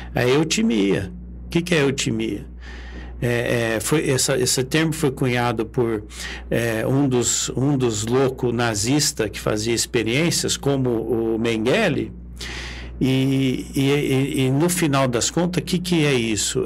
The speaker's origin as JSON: {"language": "Portuguese", "country": "Brazil", "said": "Nós estamos de passagem aqui, mas nós somos brasileiros"}